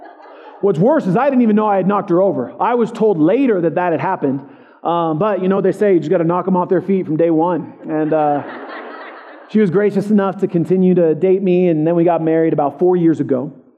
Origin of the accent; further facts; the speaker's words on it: Colorado Springs, Colorado, United States; I was born and raised here in Colorado Springs.